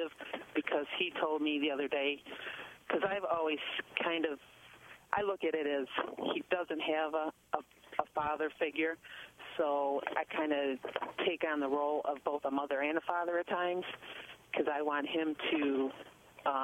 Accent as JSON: {"language": "English", "town": "Dearborn Heights", "region": "Michigan", "country": "United States", "tie": "born or raised there", "also_born_or_lived": "Ypsilanti, Michigan", "lives_now": "Oakland County, United States", "said": "I grew up in Dearborn Heights and moved out to Oakland County"}